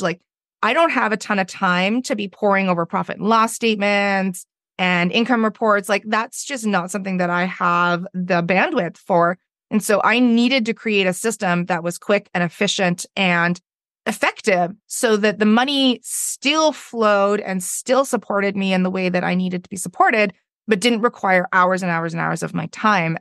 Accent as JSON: {"language": "English", "town": "Victoria", "region": "British Columbia", "country": "Canada", "said": "I'm from Victoria, B C, which is on the west coast of Canada"}